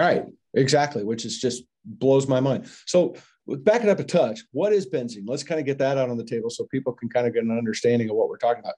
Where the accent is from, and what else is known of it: United States